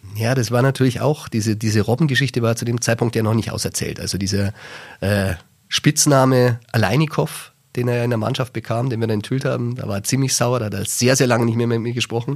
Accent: Germany; als Deutscher

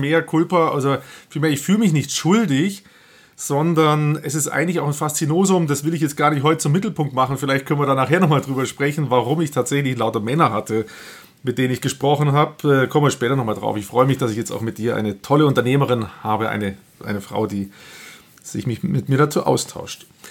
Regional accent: Nuremberg, Bavaria, Germany; ich komme aus Nürnberg

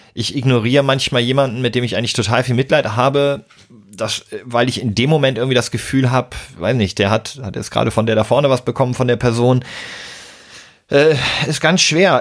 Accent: Hamburg, Germany; meiner Heimatstadt Hamburg

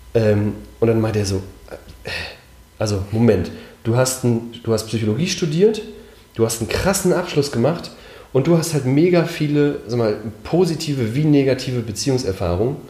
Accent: Mecklenburg-Vorpommern, Germany; ich bin in Mecklenburg aufgewachsen

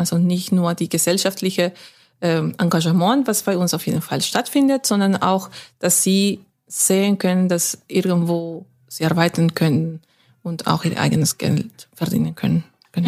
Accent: Lima, Peru; first language Spanish; German is a second language; moved away as an adult; also born or lived in Hamburg / Schwäbisch Hall / Stuttgart / Frankfurt; now in Witten, Germany; ich bin in Lima aufgewachsen

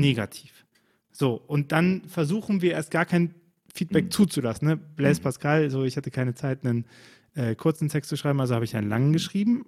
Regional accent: Rhineland, Germany; ich als Rheinländer

